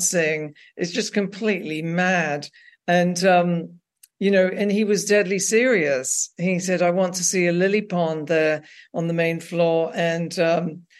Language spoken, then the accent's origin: English; England, United Kingdom; moved away; I grew up working class in England